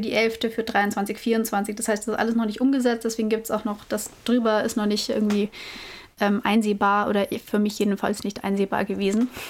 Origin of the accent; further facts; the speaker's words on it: Nuremberg, Bavaria, Germany; ich komme aus Nürnberg.